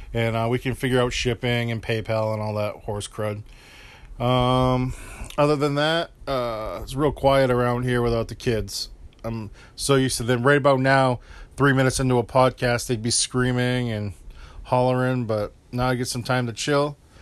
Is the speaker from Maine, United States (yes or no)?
yes; Maine, United States; my home state of Maine